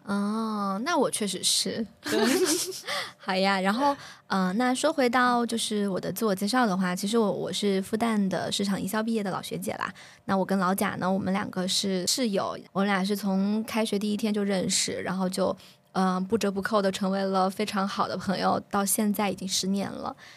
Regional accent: Sichuan, China; 我们都是九六年，现在在接近三十岁的这样的一个路途上。嗯，那我是来自于，啊，四川某个著名的小吃的城市

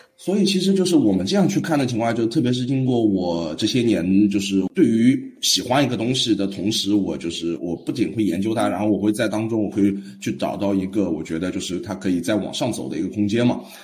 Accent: Shanghai, China; 我是上海本地人

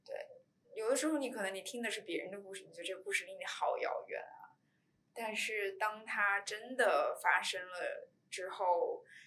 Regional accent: China; 我们这种以中国文化背景，我们在中国土生土长的这种女孩儿和家庭

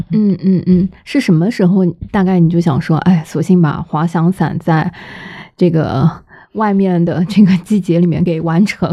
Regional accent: Shanghai, China; 同样作为上海人

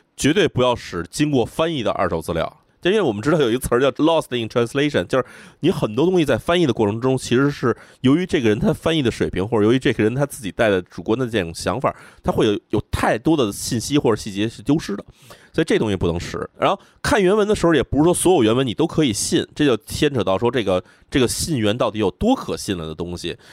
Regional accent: China; 我们同样是来自一个亚洲国家，这个在东亚国家的中国人

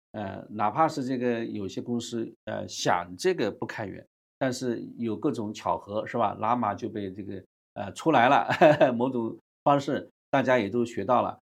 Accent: China; 我们中国人

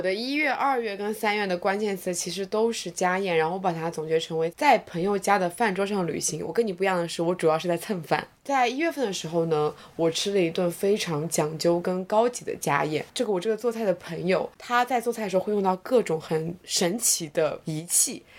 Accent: Zhejiang, China; 但是我们浙江人 真的吃得蛮咸的

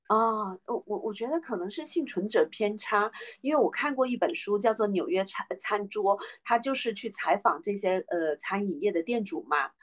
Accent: China; 我们中国人过年，就是妈妈做的菜

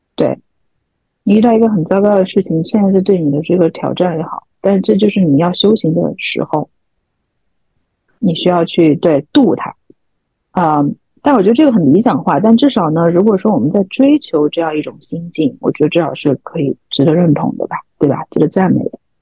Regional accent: Chengdu, Sichuan, China; now in London, United Kingdom; 我从伦敦回到成都待了一个月，成都就算是我家乡

